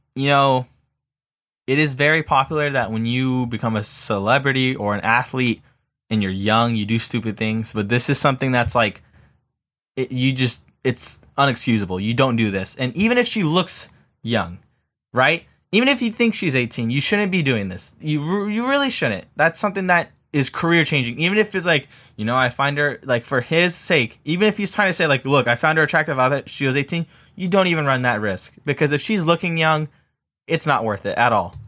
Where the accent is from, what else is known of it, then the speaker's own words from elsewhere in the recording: Southern California, United States; I'm from the South, uh, from, you know, Southern California